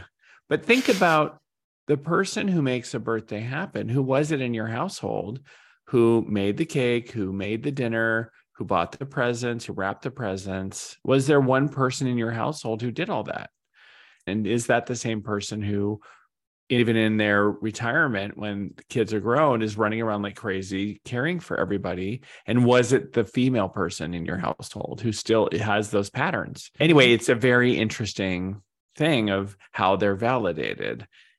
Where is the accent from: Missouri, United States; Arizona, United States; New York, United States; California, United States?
Arizona, United States; Or we grew up in Arizona.